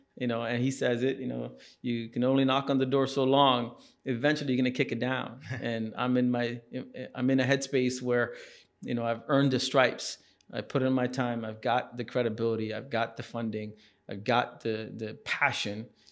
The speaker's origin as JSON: {"language": "English", "country": "Singapore", "tie": "born or raised there", "also_born_or_lived": "India", "moved": "yes", "said": "So we moved to Singapore"}